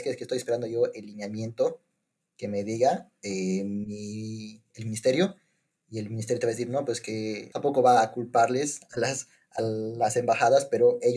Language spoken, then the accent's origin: Spanish; Bolivia; now in United Kingdom; becarios de Bolivia, o bueno, porque somos becarios del Estado, que están en Reino Unido